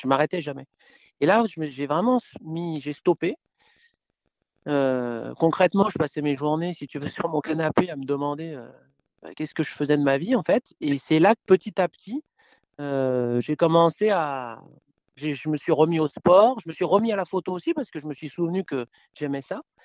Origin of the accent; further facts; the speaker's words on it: Paris, Île-de-France, France; now in Gulf of Saint-Tropez, France; Je suis né à Paris, euh, et j'ai quarante-cinq ans. Et j'habite maintenant dans le sud de la France, euh, dans le golfe de Saint-Tropez